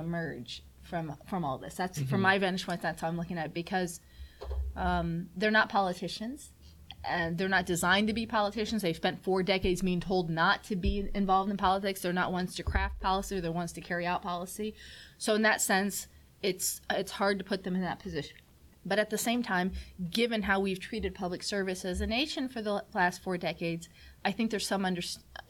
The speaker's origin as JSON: {"language": "English", "town": "Washington", "country": "United States", "tie": "born or raised there", "said": "I grew up in Washington"}